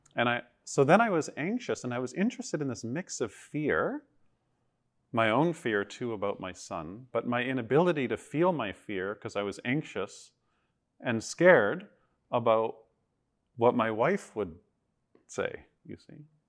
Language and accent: English; Toronto, Ontario, Canada; moved away as an adult; I grew up in Toronto.